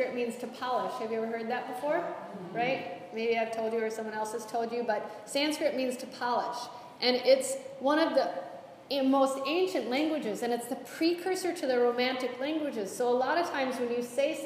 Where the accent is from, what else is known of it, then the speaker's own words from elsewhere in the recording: United States; I'm American